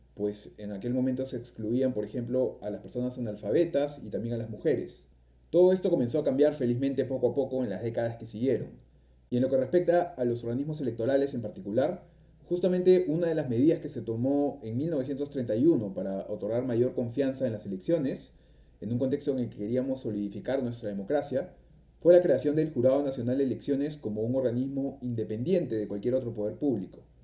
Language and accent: Spanish; Peru; siendo peruanos